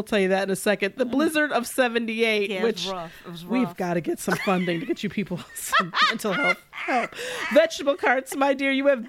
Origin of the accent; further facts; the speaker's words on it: Detroit, Michigan, United States; my fellow so Detroiter